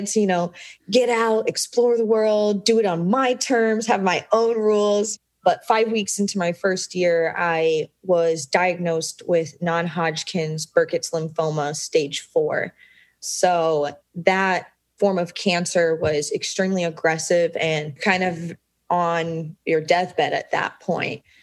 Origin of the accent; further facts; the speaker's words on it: Des Moines, Iowa, United States; born and raised in Des Moines, Iowa, which is smack dab right in the middle of the United States